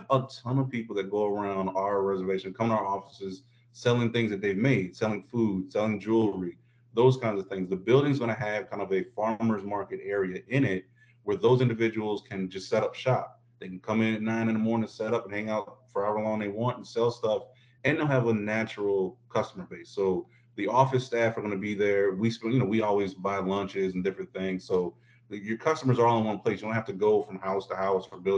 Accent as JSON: {"language": "English", "region": "Midwest", "country": "United States", "also_born_or_lived": "Florida", "said": "I'm from the Midwest."}